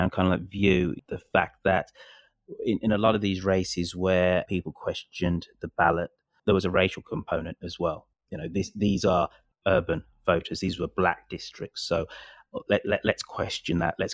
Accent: United Kingdom; as a Brit

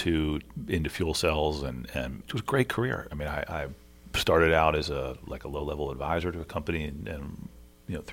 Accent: Washington, District of Columbia, United States; also born or lived in Maryland; I'm from D.C. and from Maryland.

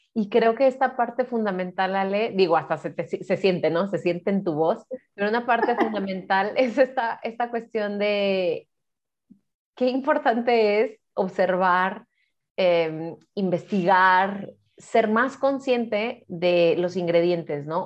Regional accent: Mexico; now in Guadalajara, Mexico

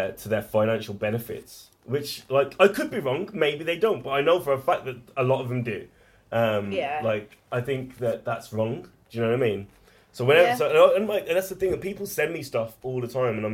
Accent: Wolverhampton, West Midlands, United Kingdom; I was lucky to grow up in a decent part of Wolverhampton

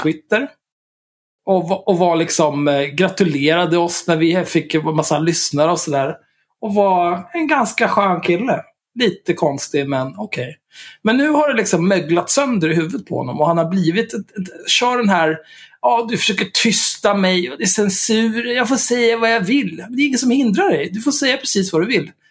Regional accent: Sweden; first language Swedish; Jag är svensk

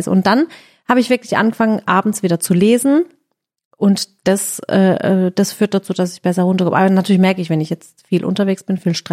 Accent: Balingen, Baden-Württemberg, Germany; born there; Ich bin in Balingen geboren

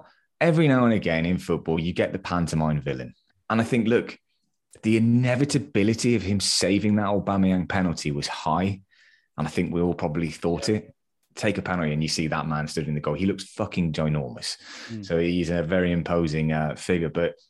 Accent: United Kingdom; our British sarcasm comes flowing out at its finest.

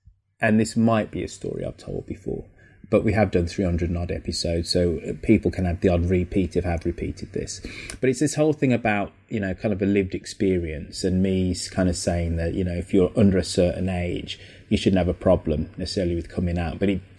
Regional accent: Birmingham, West Midlands, United Kingdom; Just very proud of my Jamaican heritage, proud of being English, proud of being a Brummie. Birmingham is this relatively tolerant, multicultural city.

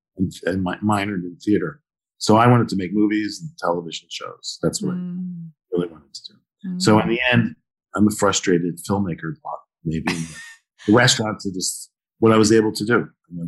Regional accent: Philadelphia, Pennsylvania, United States; So I think my favorite restaurant is the restaurant that I grew up with in South Philadelphia, which is like the Brooklyn of Philly, sort of an Italian neighborhood.

